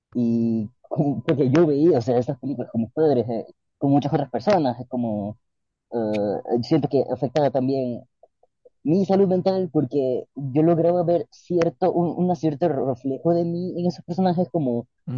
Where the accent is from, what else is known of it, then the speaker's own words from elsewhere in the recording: Guayaquil, Guayas, Ecuador; moved away as an adult; now in Paris, France; soy de Guayaquil, crecí en una familia bastante creyente